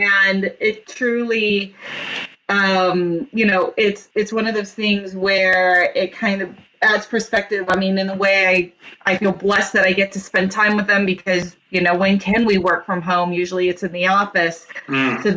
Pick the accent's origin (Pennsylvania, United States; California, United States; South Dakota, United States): California, United States; Orange County, Southern; also born or lived in New York; I did actually most of my growing up in Southern California in Orange County.